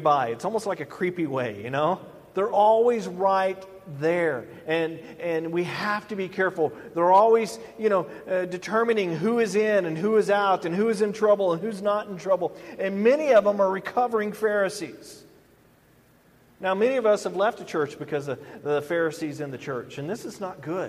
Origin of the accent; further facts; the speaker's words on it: the South, United States; growing up in the South